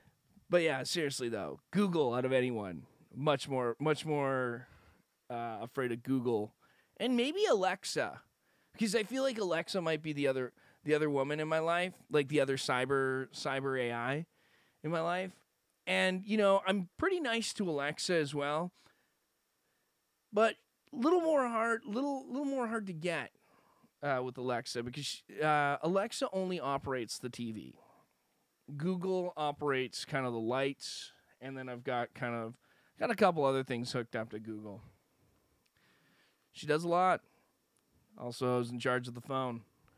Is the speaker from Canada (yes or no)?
yes; West Coast, Canada; accent: West Coast Canadian; I think my Canadian accent is worse than most other people's fake Canadian accents. I don't think I have one. I think mine is more almost... Mine is as washed a Canadian accent as you're going to get. It is a West Coast Canadian accent.